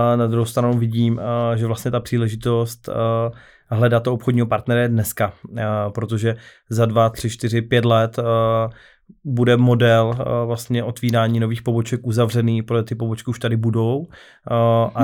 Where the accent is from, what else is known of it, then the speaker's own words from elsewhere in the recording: Karviná, Moravian-Silesian Region, Czechia; já osobně jsem z Karvina